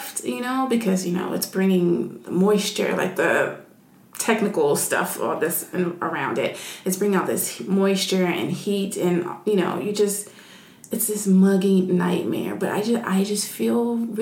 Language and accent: English; Nashville, Tennessee, United States; where I'm from in Nashville